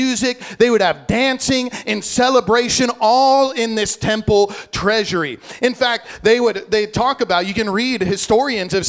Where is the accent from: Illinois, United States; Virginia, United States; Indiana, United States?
Illinois, United States; now in Hawaii, United States; I grew up in Illinois.